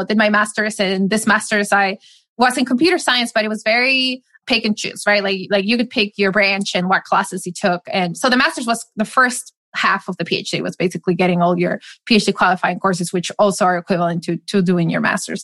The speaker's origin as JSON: {"language": "English", "town": "Madrid", "region": "Community of Madrid", "country": "Spain", "tie": "born or raised there", "also_born_or_lived": "Seattle, United States", "moved": "as an adult", "said": "I grew up in Madrid"}